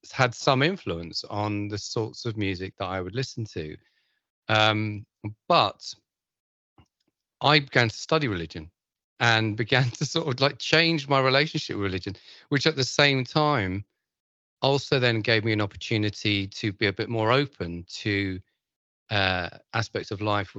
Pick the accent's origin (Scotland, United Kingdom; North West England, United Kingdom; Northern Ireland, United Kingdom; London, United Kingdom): London, United Kingdom; I grew up in London